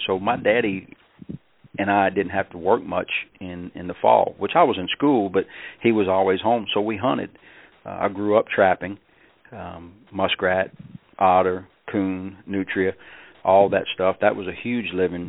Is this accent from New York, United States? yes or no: no; Delacroix Island, Louisiana, United States; moved away; I'm from South Louisiana, about as far south as you can go. Actually, at the end of the road where I grew up on Delacroix Island